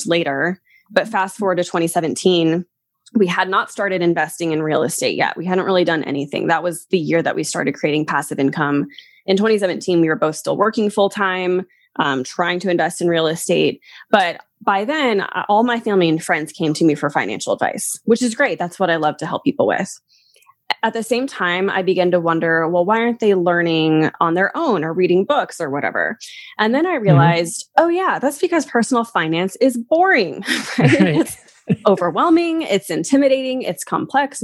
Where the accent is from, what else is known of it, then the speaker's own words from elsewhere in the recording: Kentucky, United States; accent: Southern; moved away as an adult; also born or lived in Colorado; I lived in Kentucky for most of my life. So that's what I consider my hometown